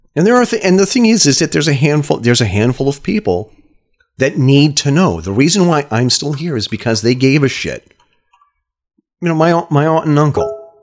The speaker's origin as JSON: {"language": "English", "town": "Brattleboro", "region": "Vermont", "country": "United States", "tie": "born or raised there", "said": "my hometown, Brattleboro, Vermont"}